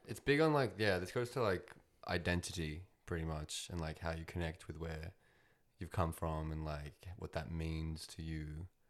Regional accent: Australia; I'm Australian, um, but I'm also, I think I'd put Russian in there. Technically Ukrainian, actually.

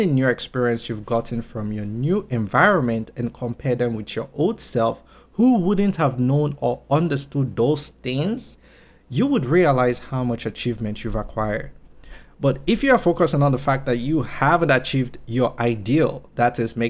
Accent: Nigeria; moved away as an adult; now in London, United Kingdom; When I moved from Nigeria to London, I was almost insulted at the idea that I have to do jobs like cleaning offices, toilets, and washing dishes.

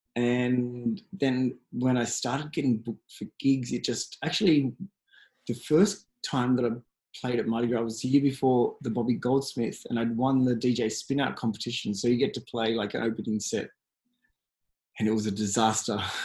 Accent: Australia; I'm from Australia

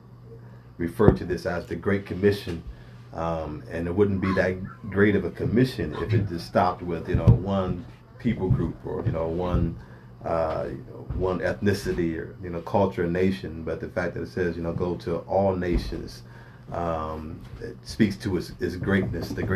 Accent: Springfield, Ohio, United States; I grew up here in Springfield, Ohio, you know, born and raised over on the south side of town

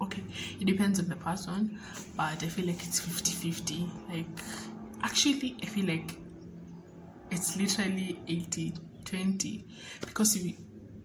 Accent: Mombasa, Mombasa County, Kenya; moved away as an adult; now in Nairobi, Kenya; I am from Mombasa, Kenya, born and bred

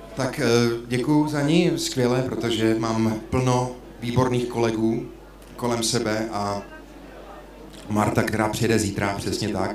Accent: Uherský Brod, Zlín Region, Czechia; moved away; pocházím z Horského Brodu

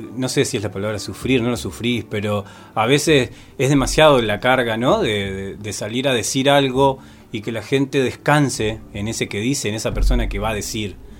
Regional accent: Concepción del Uruguay, Entre Ríos, Argentina; now in Paraná, Argentina; soy de Concepción del Uruguay

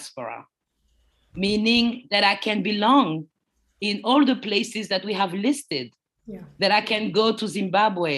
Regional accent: Paris, Île-de-France, France; English is a second language; also born or lived in United States; I was born in Paris, France, and my parents came from the Ivory Coast

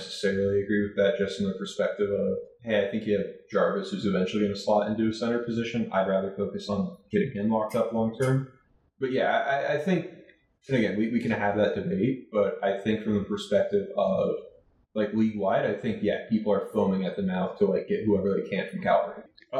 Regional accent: South Florida, United States; I grew up in South Florida.

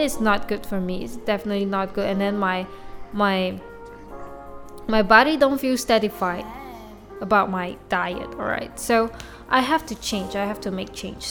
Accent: Malaysia; first language Mandarin; English is a second language; my mother language is definitely Mandarin because I'm a Chinese from Malaysia

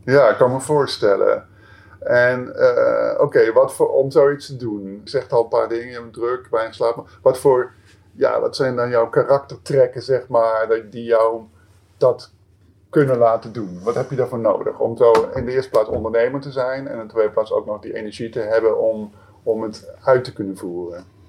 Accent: Amsterdam, North Holland, Netherlands; ik kom zelf uit Amsterdam

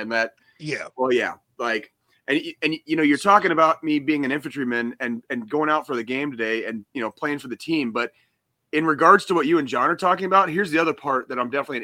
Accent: Arizona, United States; also born or lived in Colorado; now in Missouri, United States; I grew up in Arizona. I've spent 7 years in Colorado

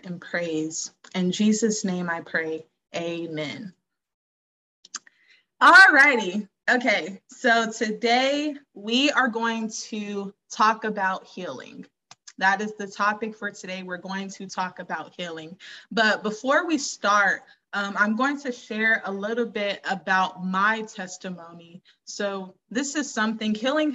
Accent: Georgia, United States; I'm from Georgia. I'm from the South.

